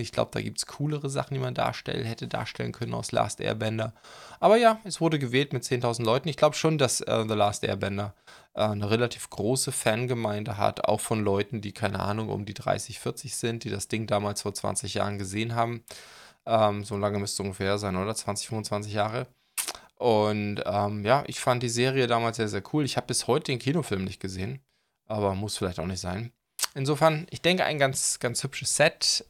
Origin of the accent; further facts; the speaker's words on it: near Laboe, Schleswig-Holstein, Germany; moved away; ziemlich in der Nähe, da wo meine Eltern wohnen, ähm, wo ich herkomme, das Laboeur Ehrenmal